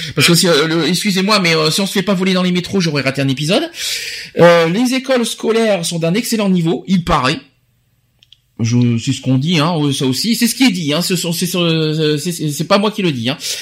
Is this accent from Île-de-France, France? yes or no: yes; Paris, Île-de-France, France; en tant que Parisien